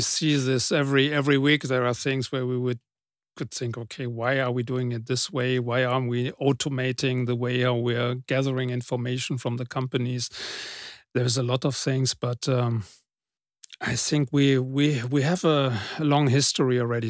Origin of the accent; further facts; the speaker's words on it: Germany; I'm coming from Germany